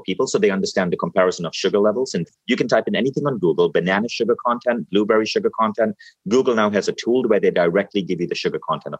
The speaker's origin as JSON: {"language": "English", "country": "Malaysia", "said": "I come from Malaysia"}